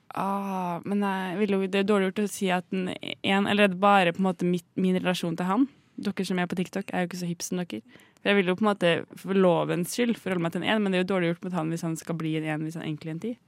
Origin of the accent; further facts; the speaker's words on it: Trondheim, Trøndelag, Norway; vi er fra Moholt, bydel i Trondheim